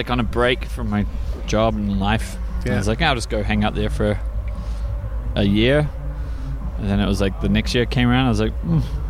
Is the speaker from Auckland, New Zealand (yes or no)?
yes; Auckland, New Zealand; moved away as an adult; now in Whistler, Canada; I'm originally from New Zealand in Auckland, and then I moved to Whistler for a season 2007.